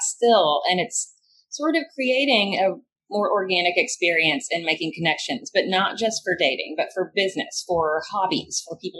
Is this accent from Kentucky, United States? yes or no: yes; Kentucky, United States; also born or lived in New York City; now in Louisville, United States; my home state of Kentucky